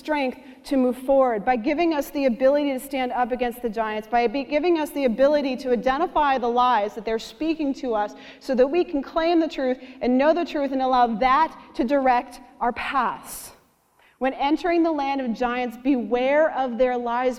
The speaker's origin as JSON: {"language": "English", "country": "Canada", "said": "I'm Canadian"}